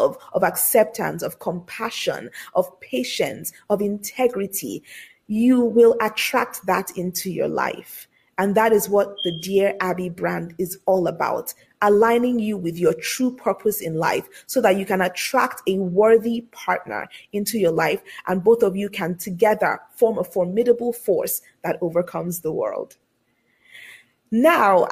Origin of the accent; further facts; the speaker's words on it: Lagos, Nigeria; I was born and raised in Lagos, Nigeria, on the African continent.